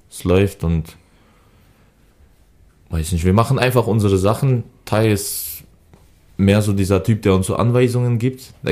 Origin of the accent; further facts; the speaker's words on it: Berlin, Germany; also born or lived in Augsburg / Bremen; kann ich kann ich Berlin als Heimatstadt zählen. Weil in Augsburg war ich zwei Jahre, da wo ich geboren bin, Seifeld, kenne ich nicht mehr und Bremen war ich auch, weiß ich nicht, war ich glaube ich genauso lange in Berlin